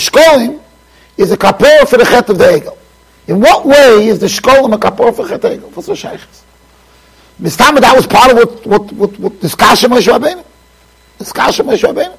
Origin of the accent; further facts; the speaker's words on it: United States; also born or lived in Jerusalem; I'm here from America